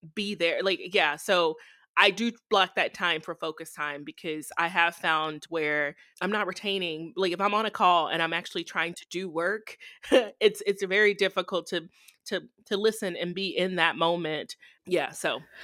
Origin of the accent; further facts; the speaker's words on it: Texarkana, Texas, United States; moved away as an adult; also born or lived in Arkansas / Ohio / Michigan; now in Indiana, United States; Texarkana, that's my hometown